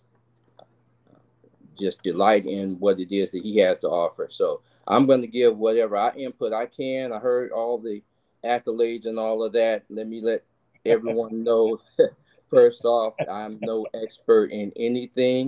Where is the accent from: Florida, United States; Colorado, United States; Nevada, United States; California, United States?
California, United States; Richmond; also born or lived in Martinez, California; I was born in Martinez, California, and raised in Richmond, California, which is the Bay Area